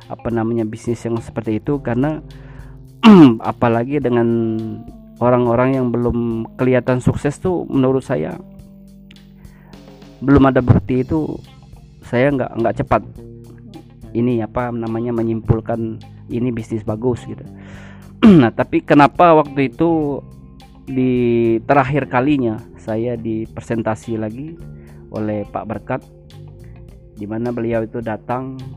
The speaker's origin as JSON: {"language": "Indonesian", "town": "Tanjung Mas", "region": "South Sumatra", "country": "Indonesia", "tie": "born there", "said": "Jadi kami itu desa-desa yang sangat terpencil. Itu desa Tanjung Mas itu tempat kelahiran saya."}